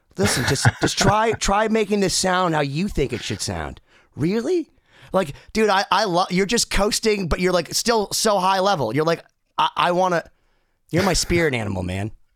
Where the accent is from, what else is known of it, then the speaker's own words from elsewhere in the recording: Boston, Massachusetts, United States; I'm from Boston